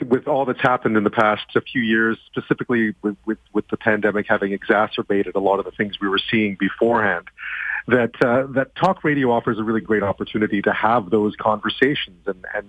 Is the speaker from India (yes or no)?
no; Montreal, Quebec, Canada; also born or lived in Alberta; Yeah, I mean, I grew up in Montreal, but my mom worked for the CBC for a long time, and for CTV as well. I mean, and so I moved around the country a fair amount when I was younger. I lived in Alberta for a while.